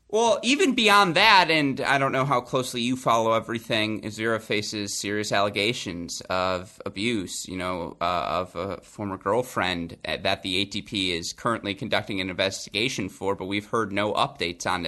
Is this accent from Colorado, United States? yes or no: no; Southeast Michigan, United States; moved away; I am from Southeast Michigan and Jewish.